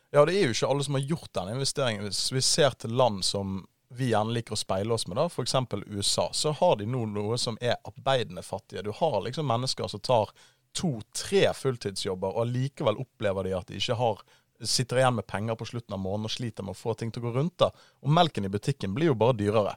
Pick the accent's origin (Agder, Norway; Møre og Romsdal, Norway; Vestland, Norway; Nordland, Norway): Vestland, Norway; Bergen; now in Oslo, Norway; jeg er en bergenser. Jeg er 24 år, og jeg har forvillet meg på feil side av Hardangervidda. Jeg bor nå i Oslo